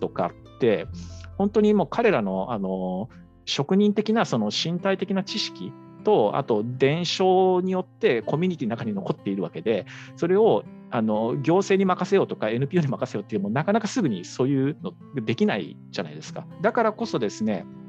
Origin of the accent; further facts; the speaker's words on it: Seto Inland Sea coastal and island area, Japan; moved away; 僕があの生まれ育った瀬戸内海の沿岸島し部